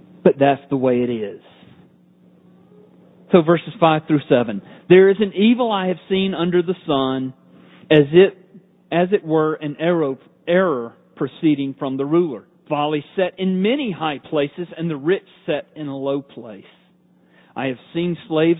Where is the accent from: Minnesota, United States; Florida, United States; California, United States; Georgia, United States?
Georgia, United States; I'm from Georgia